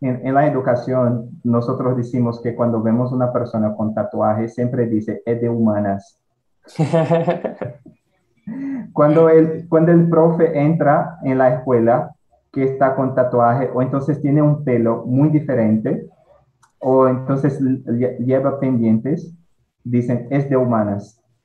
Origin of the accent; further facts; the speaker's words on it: Ceará, Brazil; Spanish is a second language; soy nordestino, que tengo mucho orgullo de eso, ¿sí? Soy muy feliz por haber nacido acá.